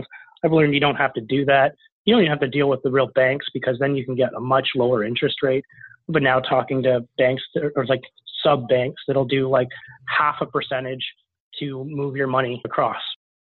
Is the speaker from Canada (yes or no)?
yes; Canada; which is really the system to use as a Canadian, is just to call several banks every day and hear a no, no, a no, and then a yes